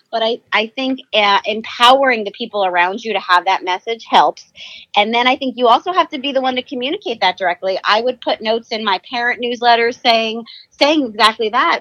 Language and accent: English; New Jersey, United States; moved away as an adult; also born or lived in Virginia; now in California, United States; I was born and raised in New Jersey